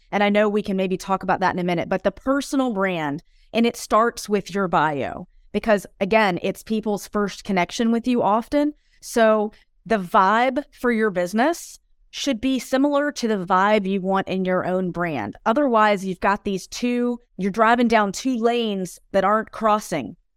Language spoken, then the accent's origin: English; United States; now in Europe; I'm an American expat living in Europe